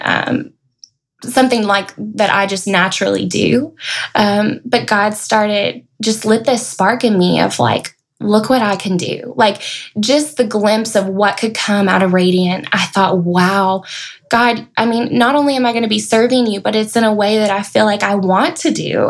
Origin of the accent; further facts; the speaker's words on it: Knoxville, Tennessee, United States; moved away as an adult; also born or lived in Murfreesboro, Tennessee; now in Middle Tennessee, United States; I moved out here from Knoxville. That's where I grew up